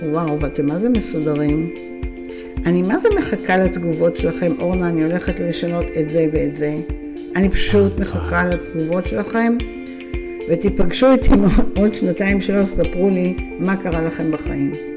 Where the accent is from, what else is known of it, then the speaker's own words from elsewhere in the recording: Israel; אנחנו ישראלים